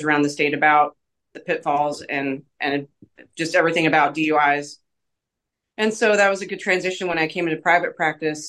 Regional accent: Seattle, Washington, United States; moved away as an adult; also born or lived in North Carolina; now in Evansville, United States; I'm originally from the Seattle area

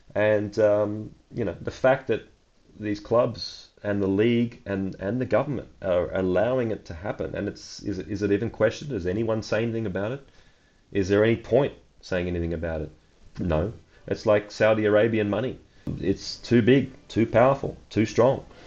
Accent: Australia; also born or lived in Germany; now in Portugal; I come from Australia

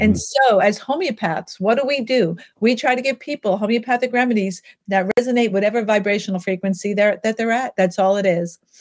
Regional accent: New York City, New York, United States; I grew up in Manhattan

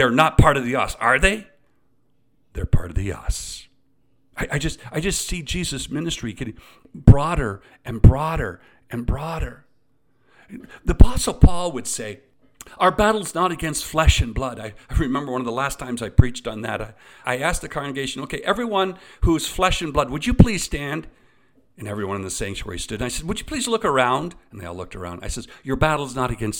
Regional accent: Eastern Ontario, Canada; I grew up in Eastern Ontario.

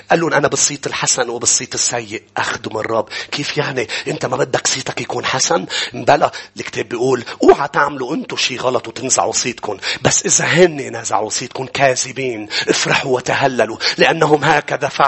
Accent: Lebanon; كانوا يسموني كان في اشخاص تقول لي انت انت لبناني ام صيني كانوا عيوني بعد اكثر كنت انجرح انه لا انا لبناني

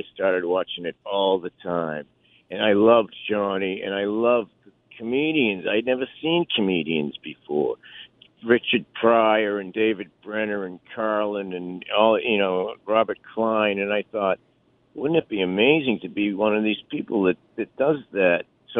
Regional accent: Philippines; also born or lived in Japan; I was born in Japan. I was raised in the Philippines.

